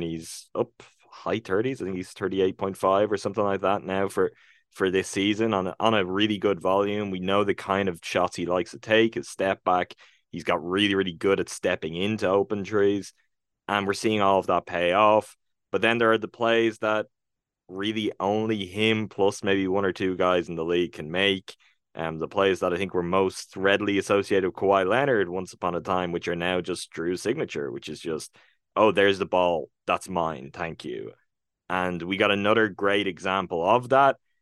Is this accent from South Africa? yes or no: no; Ireland; I'm real Irish